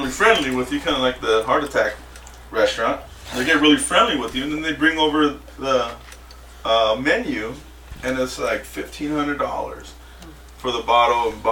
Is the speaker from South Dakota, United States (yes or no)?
yes; South Dakota, United States; I'm American. Look at my ID. South Dakota, Midwest.